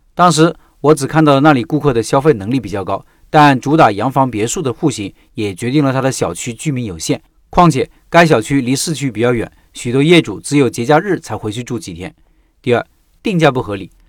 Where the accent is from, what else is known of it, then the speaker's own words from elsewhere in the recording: Hubei, China; moved away as an adult; 我家在湖北的一个四线小城